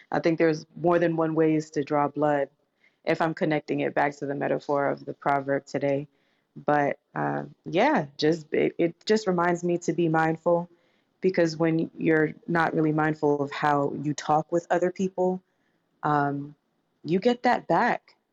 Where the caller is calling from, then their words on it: Atlanta, Georgia, United States; I'm joining from Atlanta, Georgia today.